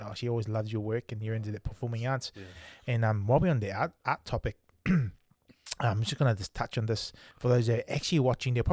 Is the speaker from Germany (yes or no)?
no; New Zealand; also born or lived in Tonga; I was born in Tonga, but raised up here in New Zealand.